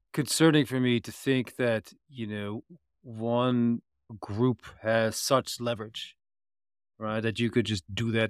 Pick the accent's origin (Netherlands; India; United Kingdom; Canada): Netherlands; I come from the Netherlands